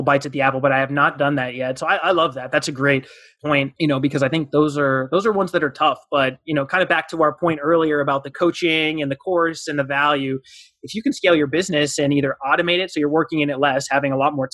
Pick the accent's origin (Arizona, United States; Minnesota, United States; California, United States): Arizona, United States; Southern; now in North Carolina, United States; I'm from Southern Arizona. And that was the one thing growing up, we were always surrounded by mountain ranges. And now in North Carolina